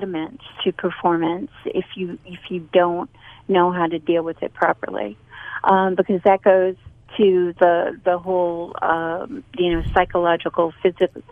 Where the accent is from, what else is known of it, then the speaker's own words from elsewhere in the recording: Boston, Massachusetts, United States; now in North Carolina, United States; I'm from Boston